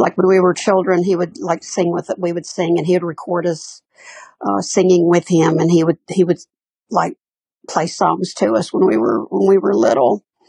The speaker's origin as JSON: {"language": "English", "town": "Birmingham", "region": "Alabama", "country": "United States", "tie": "born or raised there", "said": "I was born here in Birmingham."}